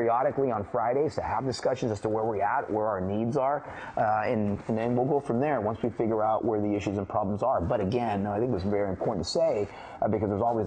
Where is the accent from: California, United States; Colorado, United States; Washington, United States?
California, United States; the Bay Area; moved away as an adult; also born or lived in San Jose; now in Dallas, United States; Growing up in the Bay Area and being a Cowboy fan in the backyard of the 49ers